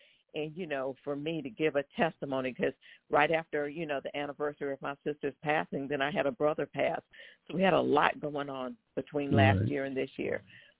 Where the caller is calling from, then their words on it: Waldorf, Maryland, United States; I am calling from Waldorf, Maryland.